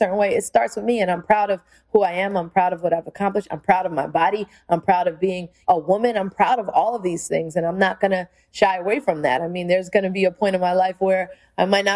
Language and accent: English; New York City, New York, United States; the skills I've learned from just being a New Yorker and learning how to function in New York has taken me all over the world.